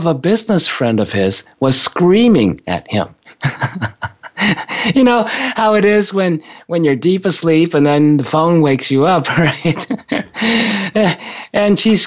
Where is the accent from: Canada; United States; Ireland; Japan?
Japan; moved away; when I was growing up in Japan